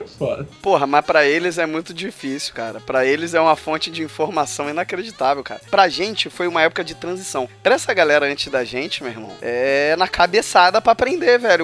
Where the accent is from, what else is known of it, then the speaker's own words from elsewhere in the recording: Rio de Janeiro, Brazil; eu sou carioca